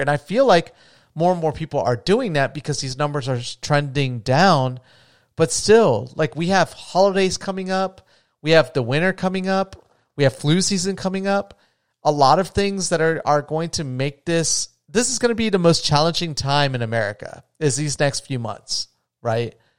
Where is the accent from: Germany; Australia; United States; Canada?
United States